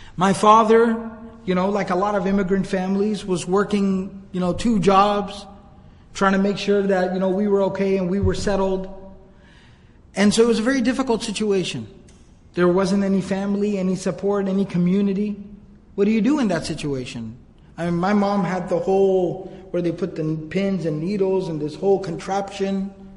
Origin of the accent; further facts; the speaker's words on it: Arlington, Texas, United States; I grew up here in the Dallas area, actually in Arlington